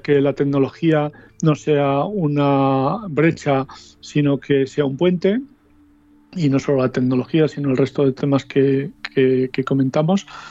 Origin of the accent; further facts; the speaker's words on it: Soria, Castile and León, Spain; now in Madrid, Spain; en el que yo me movía en mi pueblo de Soria